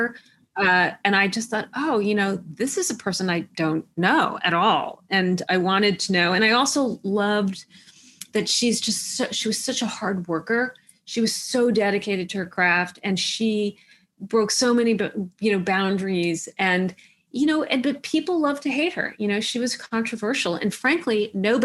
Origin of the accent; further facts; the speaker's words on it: New York City, New York, United States; I grew up in Manhattan